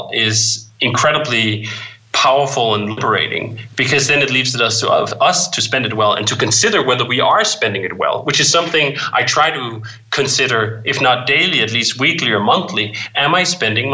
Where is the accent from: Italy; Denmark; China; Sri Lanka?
Denmark; growing up in Denmark